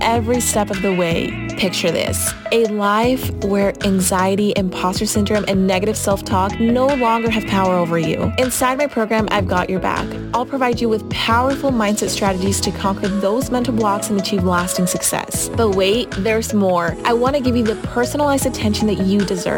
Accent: Utah, United States; I was raised in Utah ever since I was 6 or 7, so basically my entire life. And this is home

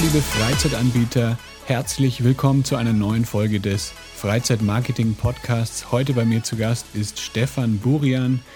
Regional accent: Franconia, near Nuremberg, Bavaria, Germany; now in Guadalajara, Mexico; ich bin gerade in Nürnberg bei meinen, also in der Nähe von Nürnberg bei meinen Eltern. Ich bin hier auch aufgewachsen in Franken

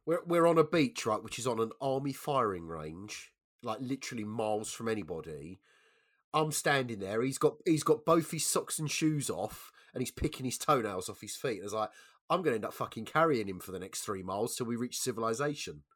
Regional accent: London, United Kingdom; I'm a Londoner, right, so I'm used to being out in London of an evening

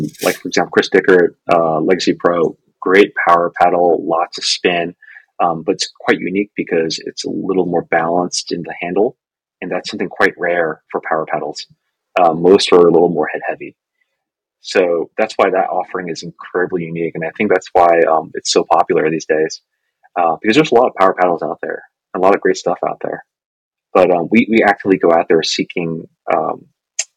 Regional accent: Hong Kong; moved away; I'm Chinese. I'm originally from Hong Kong.

